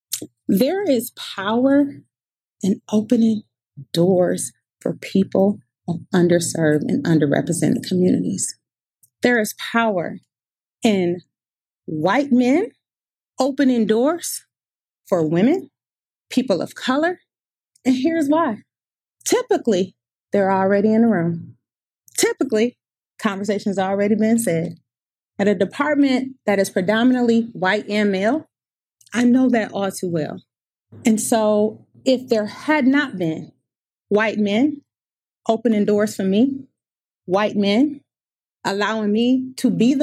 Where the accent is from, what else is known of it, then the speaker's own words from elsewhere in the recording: Detroit, Michigan, United States; I'm also from Detroit, Michigan